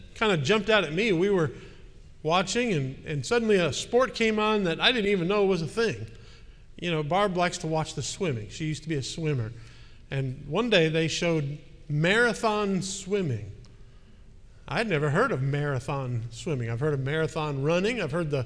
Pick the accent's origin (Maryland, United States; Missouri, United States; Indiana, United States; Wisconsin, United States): Wisconsin, United States; Milwaukee; moved away; my hometown of Milwaukee